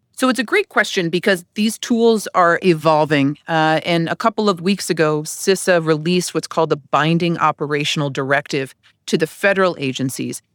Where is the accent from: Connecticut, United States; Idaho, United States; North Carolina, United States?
Connecticut, United States; moved away as an adult; I'm from Connecticut